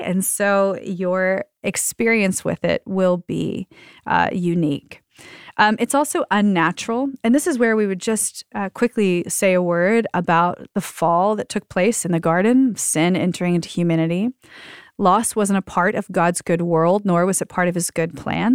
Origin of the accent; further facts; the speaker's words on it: the South, United States; I'm from the South